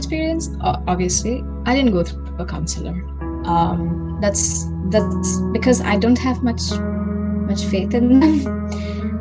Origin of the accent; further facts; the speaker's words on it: Kolkata, West Bengal, India; moved away as an adult; now in Munich, Germany; we're coming from Calcutta, we're coming from a very historically rich place